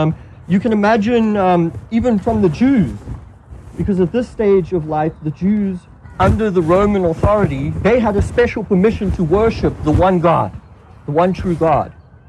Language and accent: English; South Africa; I grew up in South Africa, and when I was 6, we moved up north to plant a church among a very poor people group called the Basutu people group.